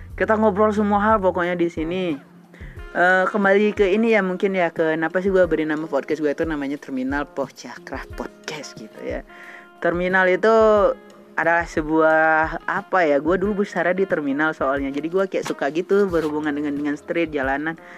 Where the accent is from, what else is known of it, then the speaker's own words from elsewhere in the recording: Aceh, Indonesia; moved away; also born or lived in Cimahi; saya juga berasal dari Aceh